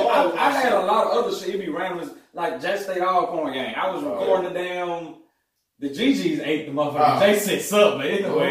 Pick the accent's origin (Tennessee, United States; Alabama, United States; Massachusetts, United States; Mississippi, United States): Mississippi, United States; Jackson; I grew up in Jackson. Right. I'm from South Jackson. Like, that's the region where I'm from